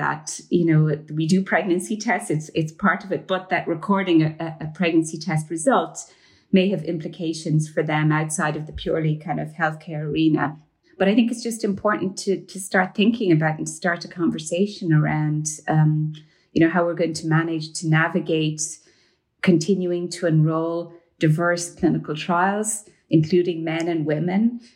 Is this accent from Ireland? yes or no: yes; Ireland; moved away as an adult; I grew up in Ireland. I did my medical training in Ireland before the legalization of abortion